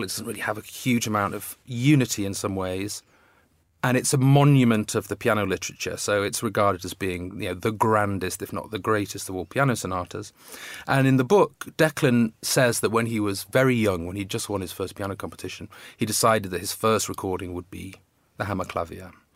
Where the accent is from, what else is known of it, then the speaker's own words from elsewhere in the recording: Manchester, North West England, United Kingdom; moved away as an adult; also born or lived in Coventry / Oxford / New York; I was born in Coventry and moved to Manchester when I was two